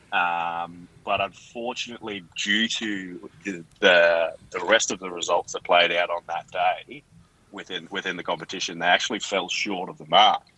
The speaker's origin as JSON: {"language": "English", "town": "Bowen", "region": "Queensland", "country": "Australia", "tie": "born or raised there", "said": "I'm growing up in Bowen"}